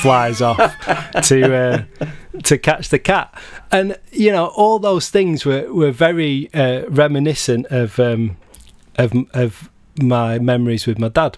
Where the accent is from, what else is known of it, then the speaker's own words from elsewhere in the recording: Blackburn, North West England, United Kingdom; I'm from Blackburn, uh, originally in, in Lancashire.